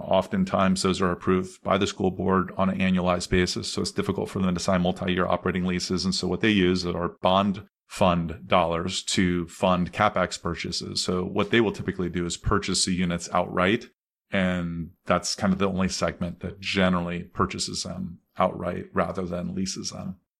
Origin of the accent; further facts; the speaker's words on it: Columbus, Ohio, United States; also born or lived in Anderson, Indiana; I grew up in Columbus, Ohio